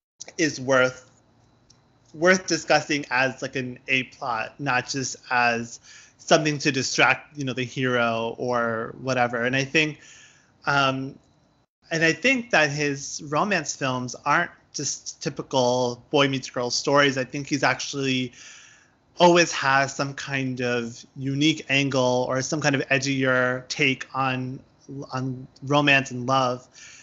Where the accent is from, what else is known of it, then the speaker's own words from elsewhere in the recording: India; granted, I'm Indian, I'm Hindu